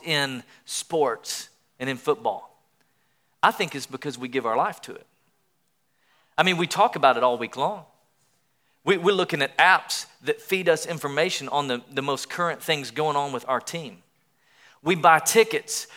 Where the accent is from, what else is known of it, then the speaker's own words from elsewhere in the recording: East Tennessee, United States; I grew up in Tennessee in the Southeast.